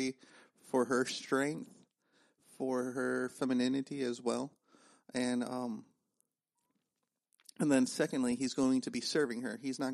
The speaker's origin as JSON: {"language": "English", "region": "Northern Ohio", "country": "United States", "tie": "born or raised there", "said": "I grew up in Northern Ohio"}